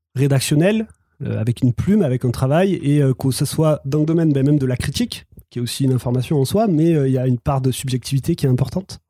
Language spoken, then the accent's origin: French; the South, southern France, France; je viens, du Sud, peut-être que ça s'entend